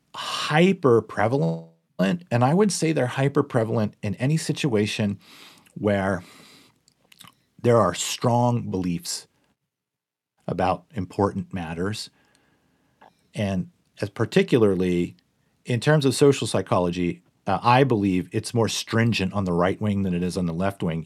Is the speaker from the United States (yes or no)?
yes; Pittsburgh, Pennsylvania, United States; I'm from Pittsburgh, Pennsylvania.